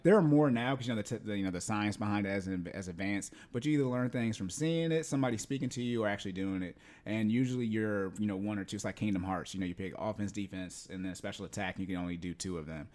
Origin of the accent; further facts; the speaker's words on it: Yuma, Arizona, United States; I was born in Arizona, in Yuma